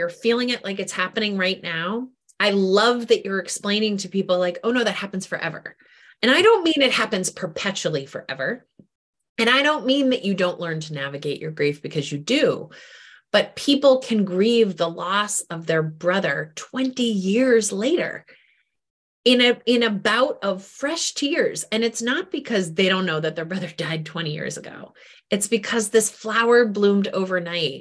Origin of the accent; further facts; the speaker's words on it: New England, United States; now in Washington, D.C., United States; I grew up in New England